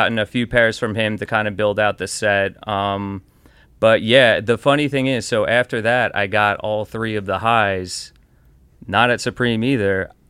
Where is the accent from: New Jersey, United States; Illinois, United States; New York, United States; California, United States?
New Jersey, United States; Elizabeth; That, I was born in Northern New Jersey, Elizabeth, and lived there